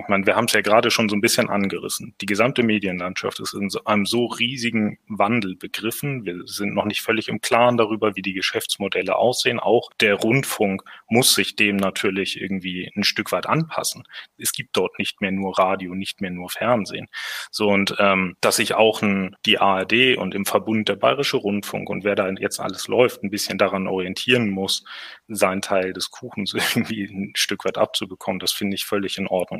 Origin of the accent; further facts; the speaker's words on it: Hamburg, Germany; moved away; also born or lived in southwest Germany; Gebürtig aus Hamburg